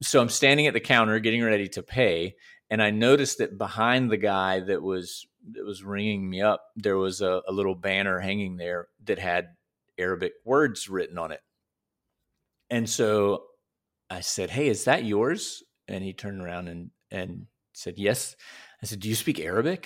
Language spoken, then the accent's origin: English; United States; I'm from the United States